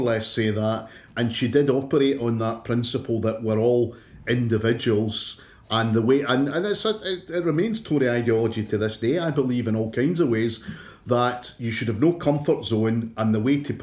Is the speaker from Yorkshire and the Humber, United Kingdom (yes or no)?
no; Clydebank, Scotland, United Kingdom; when you and I were growing up in Clydebank